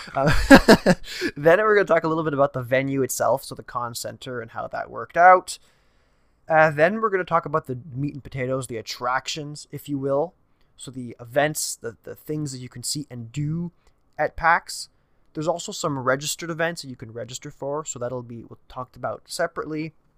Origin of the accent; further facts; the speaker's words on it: Canada; I'm a Canadian